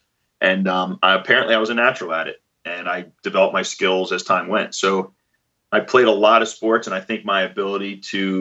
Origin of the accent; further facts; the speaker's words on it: Philadelphia, Pennsylvania, United States; moved away as an adult; also born or lived in New York City; I'm from Philadelphia originally